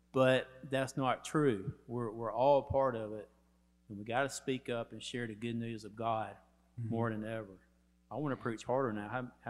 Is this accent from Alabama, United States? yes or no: yes; Central Alabama, United States; growing up in Central Alabama, I never realized that I had privilege. I grew up in a place where the county and the town I grew up in were named after significant Confederate generals.